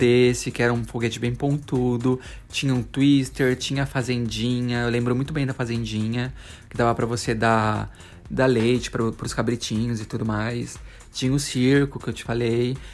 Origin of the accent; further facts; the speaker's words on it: São Paulo, Brazil; a gente vivia tudo em São Paulo. Os meninos são paulistas, eu e o Lércio somos paulistas